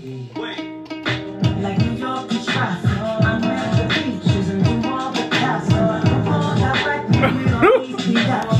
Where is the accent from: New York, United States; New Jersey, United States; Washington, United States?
New Jersey, United States; Jersey City; I'm from Jersey. Jersey City, New Jersey to be exact.